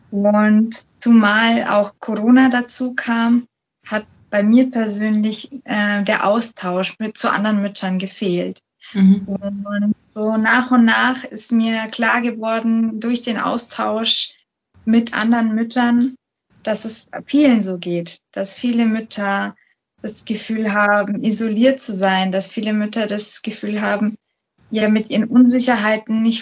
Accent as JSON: {"language": "German", "town": "Munich", "region": "Bavaria", "country": "Germany", "said": "Ich bin äh, Münchnerin. Ich bin, ich werde dieses Jahr 30"}